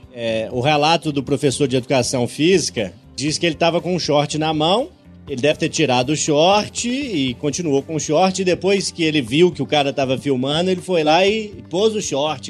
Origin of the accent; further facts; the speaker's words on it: Urucânia, Minas Gerais, Brazil; moved away; visito sempre Cardosos, distrito de Urucânia, onde nasci. E embora as coisas tenham mudado da década de 90 para cá, consigo imaginar direitinho o campinho onde eu brincava de futebol, a escola onde eu estudei os meus primeiros